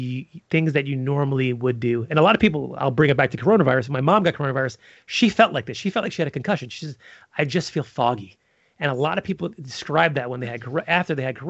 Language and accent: English; New York City, New York, United States; I'm from Brooklyn